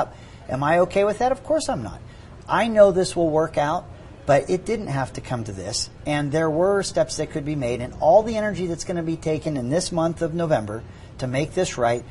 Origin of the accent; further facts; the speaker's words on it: Pittsburgh, Pennsylvania, United States; Where I grew up in Pittsburgh, it is a drinking town with a football problem.